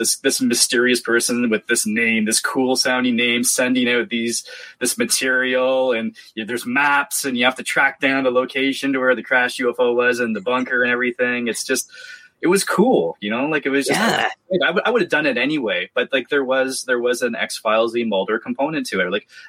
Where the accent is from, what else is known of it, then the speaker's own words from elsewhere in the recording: Canada; being very Canadian about it.